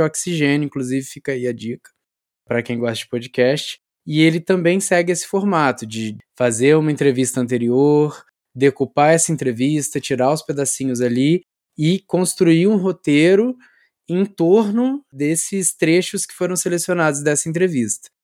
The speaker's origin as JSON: {"language": "Portuguese", "region": "interior of Rio de Janeiro state", "country": "Brazil", "moved": "yes", "lives_now": "Campinas, Brazil", "said": "Eu, eu sou do interior do Rio, e, mas eu estudei aí também no, no Rio Capital"}